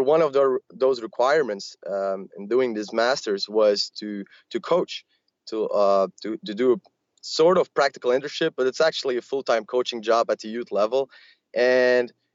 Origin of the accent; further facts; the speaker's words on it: Belgium; I grew up here in Belgium